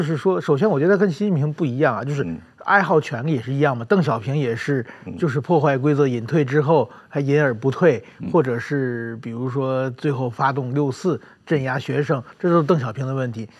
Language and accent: Chinese; China; moved away; 我小的时候在中国